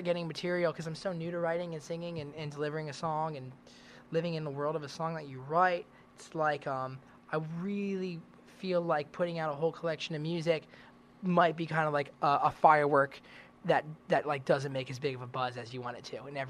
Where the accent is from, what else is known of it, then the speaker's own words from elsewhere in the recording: Nashville, Tennessee, United States; Growing up in Nashville is big. I grew up playing down on Broadway with a bunch of these older guys who played with like